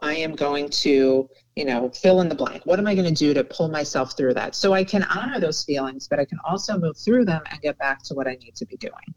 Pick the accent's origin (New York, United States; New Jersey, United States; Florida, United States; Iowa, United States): New York, United States; moved away as an adult; now in Miami, United States; my New York friends